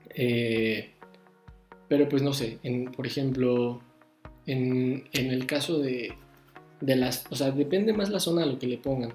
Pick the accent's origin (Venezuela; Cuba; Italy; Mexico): Mexico; nosotros como mexicanos y como buenos ciudadanos